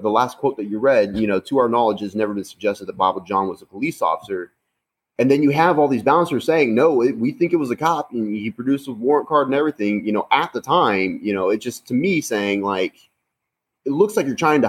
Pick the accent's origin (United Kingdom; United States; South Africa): United States; being an American